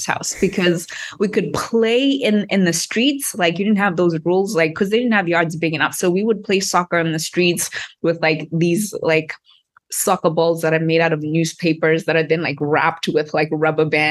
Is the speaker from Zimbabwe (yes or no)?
yes; Harare, Zimbabwe; moved away as an adult; also born or lived in Cape Town; I grew up in Harare, Zimbabwe